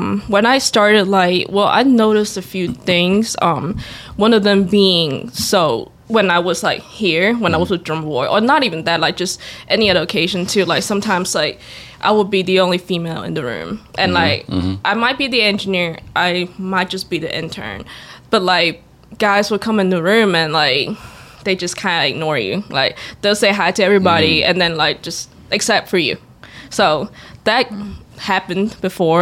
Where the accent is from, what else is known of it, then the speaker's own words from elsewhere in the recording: Macau; moved away as an adult; I'm born and raised in Macau